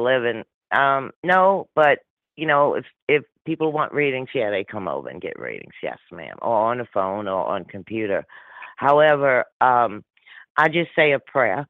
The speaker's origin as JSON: {"language": "English", "town": "New Orleans", "region": "Louisiana", "country": "United States", "tie": "born or raised there", "said": "I'm born and raised in my accent, New Orleans, Louisiana"}